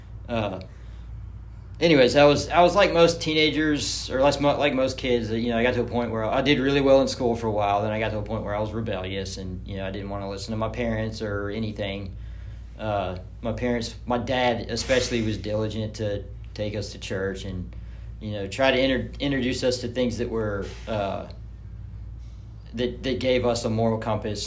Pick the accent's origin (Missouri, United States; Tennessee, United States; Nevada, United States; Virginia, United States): Tennessee, United States; Germantown; I grew up in Germantown.